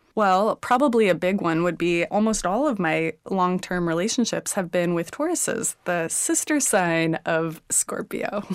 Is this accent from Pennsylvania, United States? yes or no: no; Houston, Texas, United States; I was born in Houston